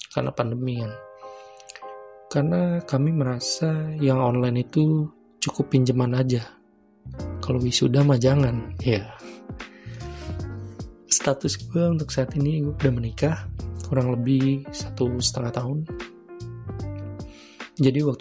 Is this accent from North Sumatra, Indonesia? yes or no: no; Jakarta, Indonesia; born there; gue lahir di Jakarta 11 November 1995